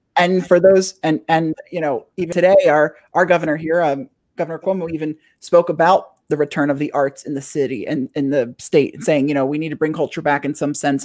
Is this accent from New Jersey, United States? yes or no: yes; New Jersey, United States; I'm from New Jersey.